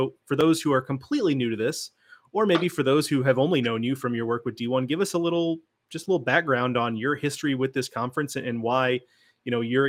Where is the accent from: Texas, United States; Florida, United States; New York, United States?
Texas, United States; Houston; I grew up in Houston myself, which is, you know, as far as big cities go, about as Gulf Coast as a big city gets